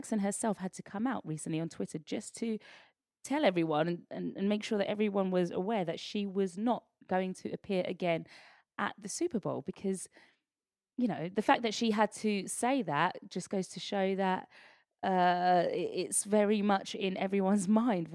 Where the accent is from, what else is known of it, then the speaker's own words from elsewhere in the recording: United Kingdom; as a Brit